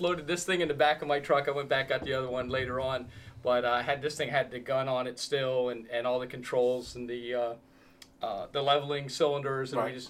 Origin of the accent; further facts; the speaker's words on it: Lawn, Pennsylvania, United States; when I was young, I grew up in Lawn, Pennsylvania. It's just a two-horse town. I mean, literally the only thing there was a post office and a fire company.